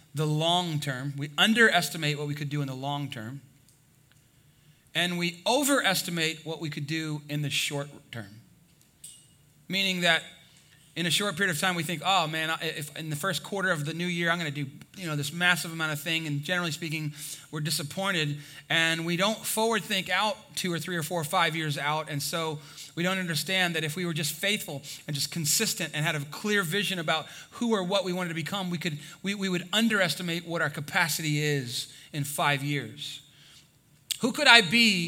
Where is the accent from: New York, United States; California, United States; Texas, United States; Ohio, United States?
Texas, United States; I'm from Texas